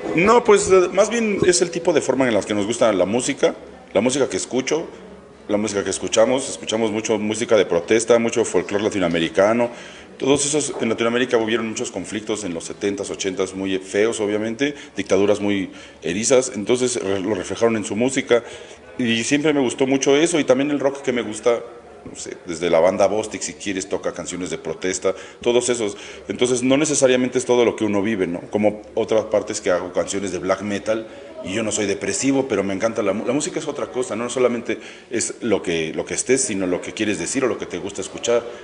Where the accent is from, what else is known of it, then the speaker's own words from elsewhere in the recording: Mexico; todos somos mexicanos